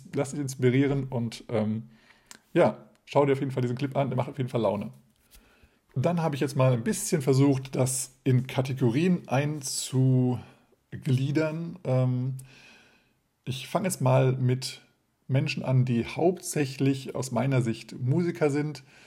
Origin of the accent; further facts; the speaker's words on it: Hesse, Germany; moved away; also born or lived in Lower Saxony; Ursprünglich aber komme ich aus Hessen